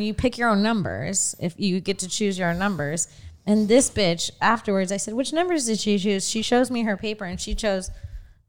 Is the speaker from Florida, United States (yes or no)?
yes; Florida, United States; moved away; my hometown in Florida